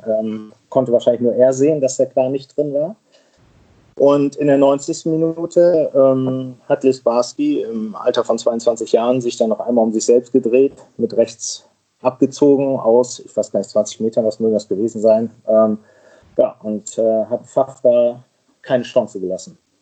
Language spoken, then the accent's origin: German; Germany; als gebürtiger aus Friese